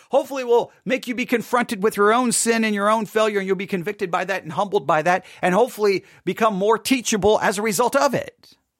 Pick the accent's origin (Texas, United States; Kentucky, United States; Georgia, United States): Texas, United States; Buffalo Gap; also born or lived in Abilene, Texas; we moved from Abilene, Texas to Buffalo Gap, Texas. And I loved growing up in Buffalo Gap, Texas.